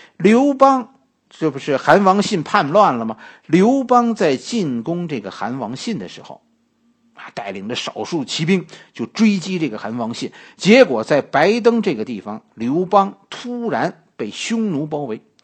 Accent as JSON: {"language": "Chinese", "country": "China", "said": "我们中国人"}